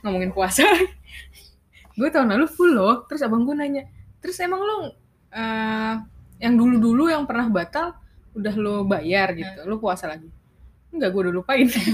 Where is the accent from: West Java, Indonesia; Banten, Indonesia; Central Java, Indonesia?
West Java, Indonesia; Bekasi; also born or lived in Jakarta; gua anak Bekaesyong nih.